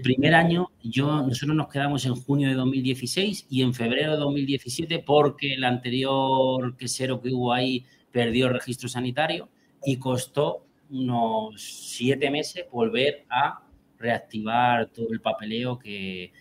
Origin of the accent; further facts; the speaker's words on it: Albacete, Castilla-La Mancha, Spain; moved away as an adult; now in Puente de Génave, Spain; yo soy albaceteño, nací en Albacete. Estuve allí 33 años, yo me formé en Albacete